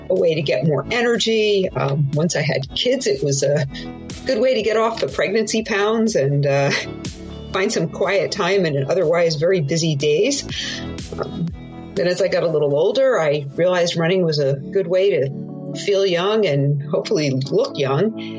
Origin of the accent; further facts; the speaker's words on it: Southern California, United States; I am from Southern California